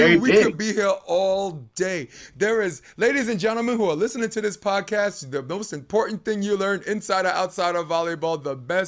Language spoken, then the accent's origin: English; New York City, New York, United States; I'm a New York guy, but I'm born and raised in Brooklyn.